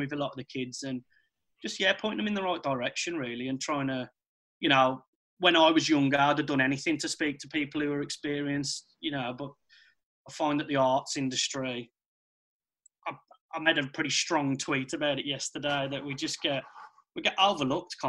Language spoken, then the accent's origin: English; Wolverhampton, West Midlands, United Kingdom; born or raised there